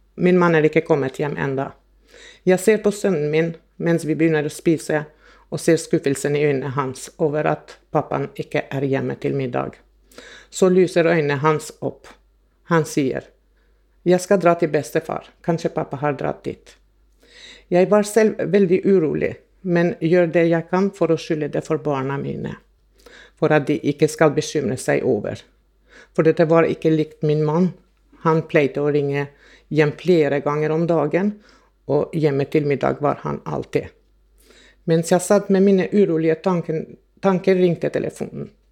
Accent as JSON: {"language": "Norwegian", "country": "Kosovo", "moved": "yes", "lives_now": "Norway", "said": "Jeg er opprinnelig fra Kosovo og flyttet til Norge i 1990."}